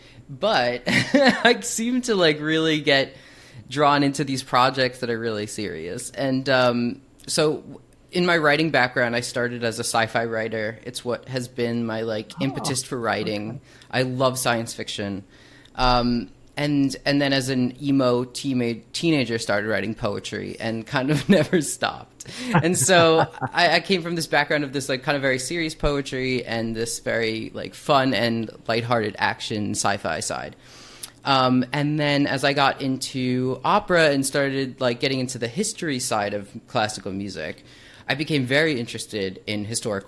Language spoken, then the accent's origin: English; Hicksville, New York, United States; I grew up in the little suburban life on Long Island, New York. I try to hide my accent, but it comes through sometimes